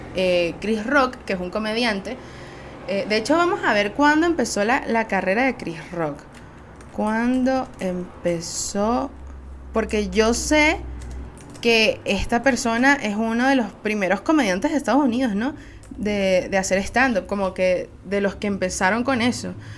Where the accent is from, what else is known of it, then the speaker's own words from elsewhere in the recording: Venezuela; Soy una jeva de Venezuela